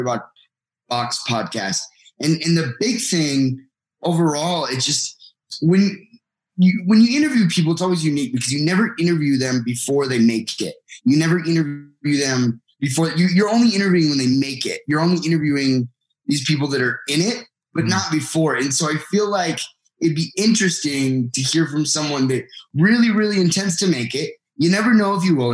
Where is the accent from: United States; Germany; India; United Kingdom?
United States; I'm from the United States